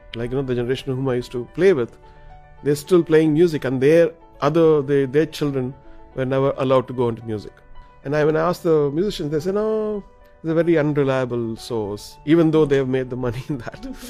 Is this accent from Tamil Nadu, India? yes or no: yes; Chennai, Tamil Nadu, India; we're from Chennai